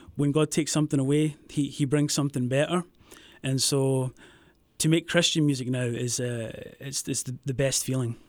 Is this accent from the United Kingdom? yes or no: yes; Scotland, United Kingdom; moved away as an adult; also born or lived in Los Angeles; I'm from Scotland, from a, a wee town just outside Glasgow, the west coast of Scotland.